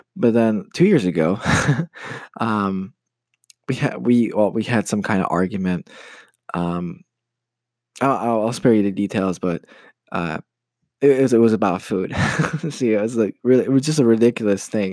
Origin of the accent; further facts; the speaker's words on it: United States; moved away as an adult; now in Poland; I'm Polish American. I grew up in the States and uh, I moved to Poland about five years ago to study